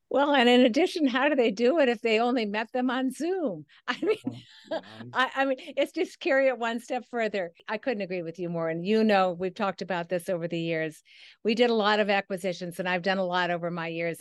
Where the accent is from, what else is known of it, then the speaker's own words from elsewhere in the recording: Midwest, United States; It was back in the Midwest. I'm a Midwesterner